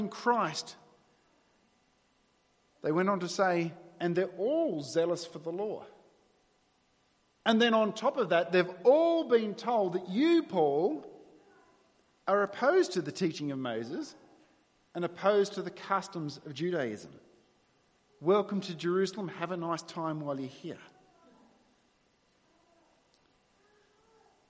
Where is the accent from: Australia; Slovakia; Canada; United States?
Australia; New South Wales; moved away; I was born in New South Wales and I grew up there for 25 years